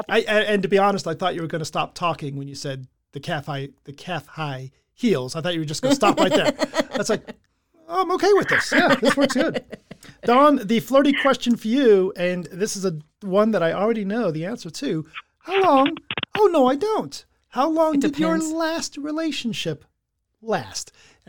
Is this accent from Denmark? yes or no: no; England, United Kingdom; I'm English.